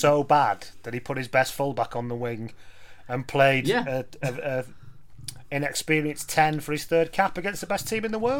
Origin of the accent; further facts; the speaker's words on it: Lancashire, North West England, United Kingdom; when I was in Lancashire as a kid